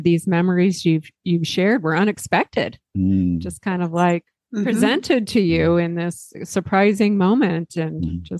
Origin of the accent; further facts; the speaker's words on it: Pacific Northwest, United States; We're all from the Pacific Northwest